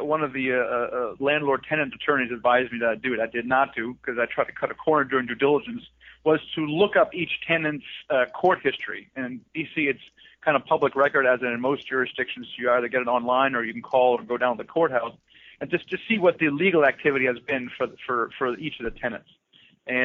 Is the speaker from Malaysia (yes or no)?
no; Southern Germany, Germany; Yeah, so I'm actually from Germany. I was Deutschland, from Südenteil von Deutschland, but I don't speak with an accent, so you can't really tell.